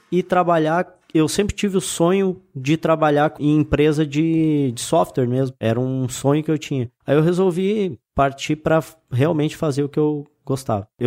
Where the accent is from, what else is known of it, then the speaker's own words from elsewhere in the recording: Rio Grande do Sul, Brazil; Sou do litoral do Rio Grande do Sul